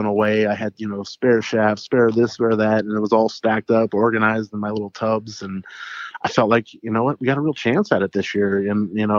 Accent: Ohio, United States; also born or lived in Alliance, Nebraska / Boston, Massachusetts; the town that I grew up here in Ohio

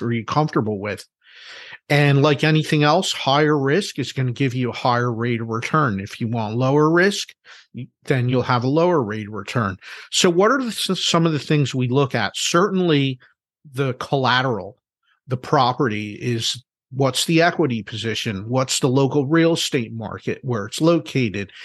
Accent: Philadelphia, Pennsylvania, United States; I'm from Philadelphia

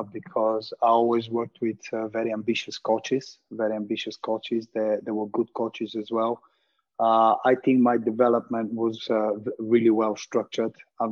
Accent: Montana, Montana Province, Bulgaria; It was in my hometown, Montana Stadium

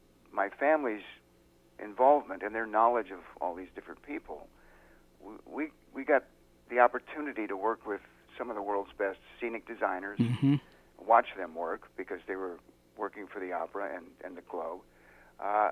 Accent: San Diego, California, United States; also born or lived in Los Angeles; I grew up in San Diego

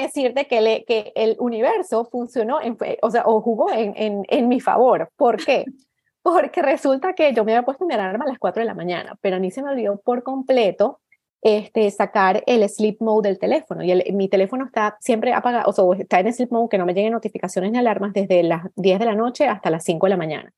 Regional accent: Venezuela; moved away as an adult; now in Canada; vivo en Canadá, soy venezolana, vivo aquí desde hace 13 eh, años

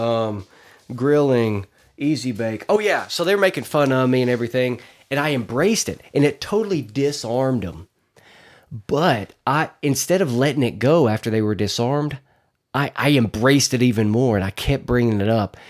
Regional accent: Arkansas, United States; I'm from Arkansas

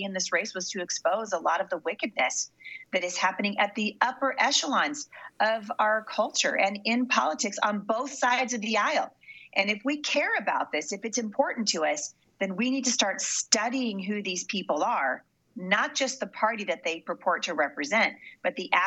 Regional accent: Portland, Oregon, United States; moved away; I grew up in Portland

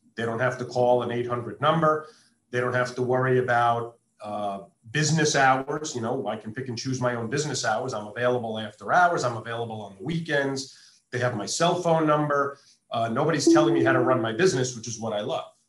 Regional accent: East Coast, United States; moved away as an adult; now in Las Vegas, United States; I grew up on the East Coast, moved out west in 1996

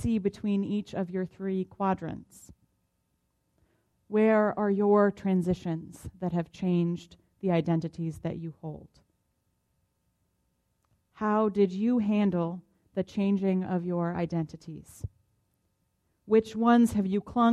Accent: Boston, Massachusetts, United States; now in Tulsa, United States; I identify as a Bostonian, which connects me to the people from my hometown

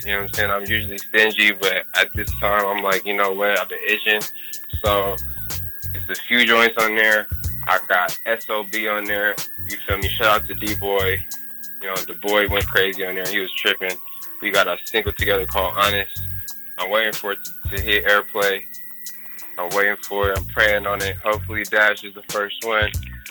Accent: Union City, United States; I'm from Union City

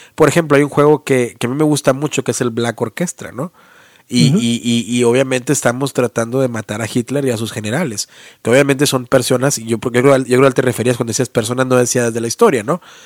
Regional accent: Mexico; now in United States; nuestra historia y el folclore como mexicanos, ¿no? nuestra cultura

